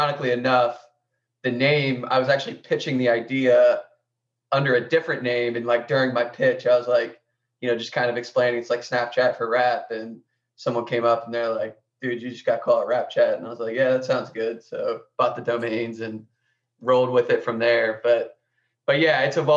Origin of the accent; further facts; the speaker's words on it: Columbus, Ohio, United States; I grew up in Columbus, Ohio, which is where I'm currently living now